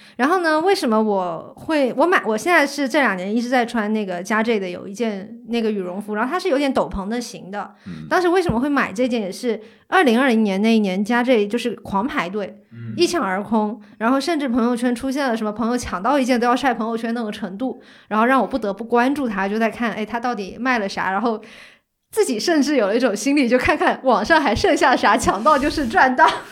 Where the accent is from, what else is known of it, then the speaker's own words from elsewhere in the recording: Fuzhou, Fujian, China; now in Beijing, China; 以前小时候在福州那种湿冷之地，也是拒绝穿秋裤